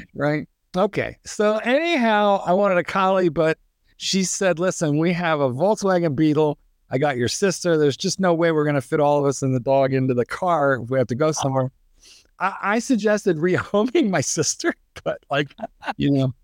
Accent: East Coast, United States; also born or lived in Chicago suburbs, Illinois; now in Chicago, United States; I'm an East Coaster, although I have been in, uh, training dogs now in the Chicago suburbs for 100 years but I was born and raised on the East Coast

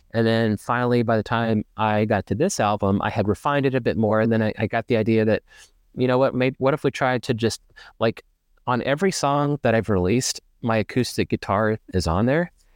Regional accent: Ferndale, Arkansas, United States; moved away as an adult; now in Dallas, United States; I grew up in Ferndale, actually, so kind of out in the woods

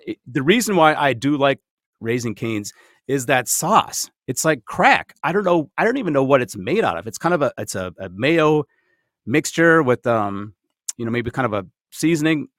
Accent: Minnesota, United States; you and I are both native Minnesotans

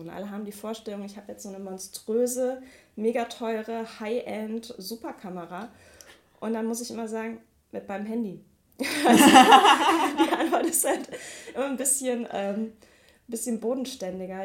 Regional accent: Mülheim an der Ruhr, North Rhine-Westphalia, Germany; moved away as an adult; now in Duisburg, Germany; Ich komme eigentlich aus Mülheim an der Ruhr

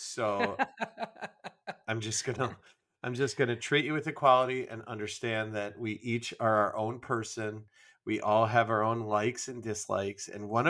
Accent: Michigan, United States; I was a Yankee from Michigan

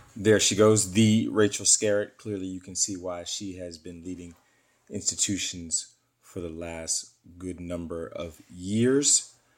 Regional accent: Philadelphia, Pennsylvania, United States; moved away; my hometown, Philadelphia

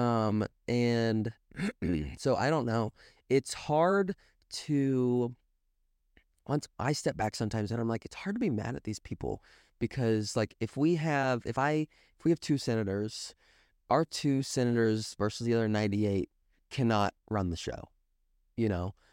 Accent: Springfield, Missouri, United States; accent: Midwestern; I'm from Springfield, Missouri, Southwest Missouri.

